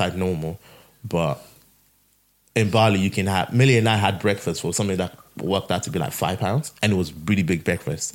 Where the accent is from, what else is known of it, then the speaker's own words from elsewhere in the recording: Nigeria; moved away; we we grew up in Nigeria where all these things are walking around.